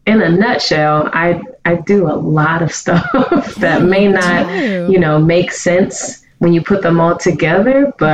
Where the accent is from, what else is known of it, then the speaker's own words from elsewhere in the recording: Pittsburgh, Pennsylvania, United States; I am originally from Pittsburgh, Pennsylvania